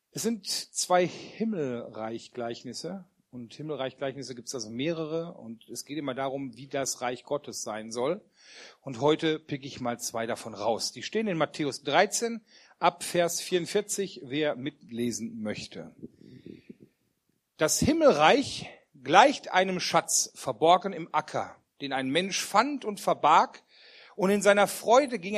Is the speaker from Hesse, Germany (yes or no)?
no; Wermelskirchen, North Rhine-Westphalia, Germany; für die, die mich noch nicht kennen. Ich komme aus Wermelskirchen bei Remscheid und ich freue mich, heute hier sein zu dürfen.